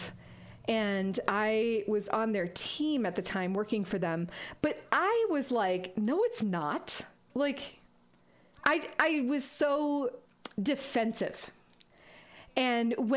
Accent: Massachusetts, United States; moved away as an adult; also born or lived in Vermont; now in Colorado, United States; I grew up in Massachusetts

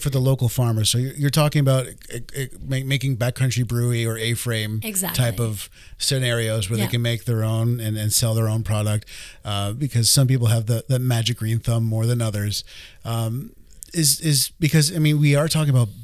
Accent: north of Vancouver, British Columbia, Canada; I'm from Vancouver. Well, a little north of Vancouver.

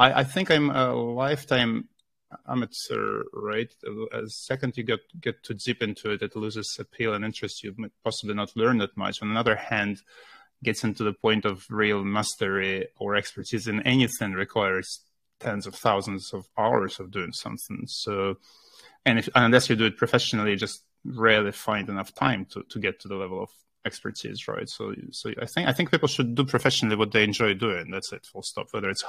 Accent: Russia; moved away as an adult; now in United Kingdom; I was born in Russia

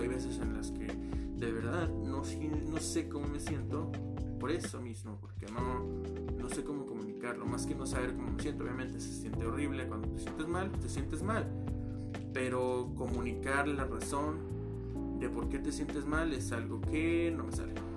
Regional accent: Mexico; también soy mexicano. Este, vivo en la República Mexicana de México

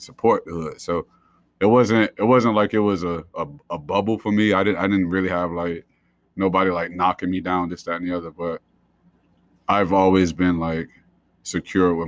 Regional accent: Columbus, Georgia, United States; moved away as an adult; also born or lived in Providence, Rhode Island / North Carolina; now in Rhode Island, United States; So I grew up in Columbus, Georgia, originally from Providence, Rhode Island. Spent really pretty much all my childhood, all my teenage years in Georgia

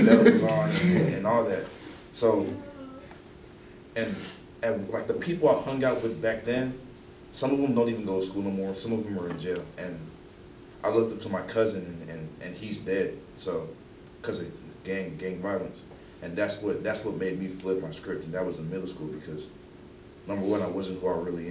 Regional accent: Dallas, Texas, United States; I was born in Dallas

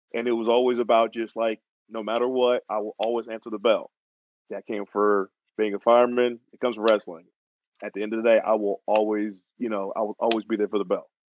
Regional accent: Atlanta, Georgia, United States; also born or lived in New York; I'm originally from Atlanta, Georgia, but I wasn't born there. I was actually born in New York, but I was uh, raised in Georgia

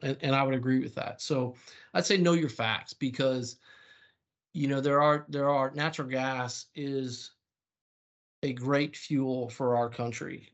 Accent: the South, United States; I was from the South

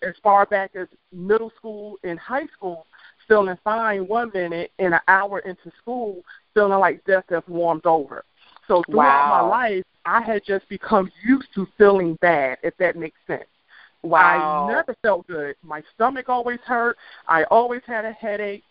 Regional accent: Washington, District of Columbia, United States; now in Atlanta, United States; I am from the Washington, D.C. area. I currently live in Atlanta, Georgia

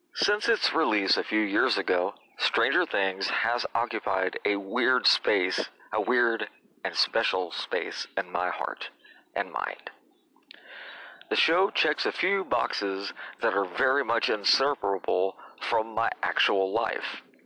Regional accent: Indiana, United States; also born or lived in Tennessee / Illinois; I've lived in Indiana since grade school, having moved here uh, from Tennessee, and I was born in Illinois.

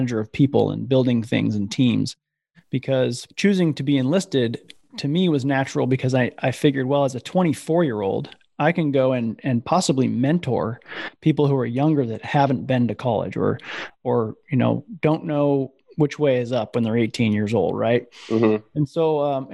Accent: Iowa, United States; I grew up in Iowa

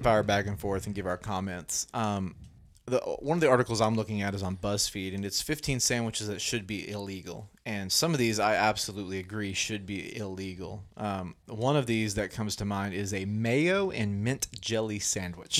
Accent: Arkansas, United States; we're from Arkansas

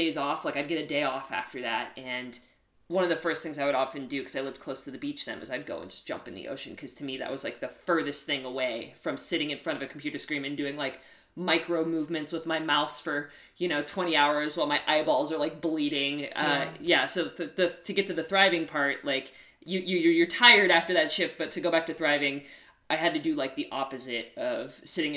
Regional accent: Western Pennsylvania, United States; I grew up in Western Pennsylvania, so a small town.

